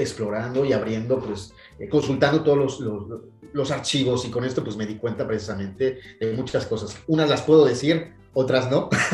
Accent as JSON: {"language": "Spanish", "region": "Mexico City", "country": "Mexico", "tie": "born or raised there", "also_born_or_lived": "Paris, France / Dublin, Ireland", "moved": "as an adult", "lives_now": "France", "said": "soy un mexicano eh, nacido en la Ciudad de México, chilango, como dicen en mi, país, este, radicado en el extranjero desde hace ya 22 años"}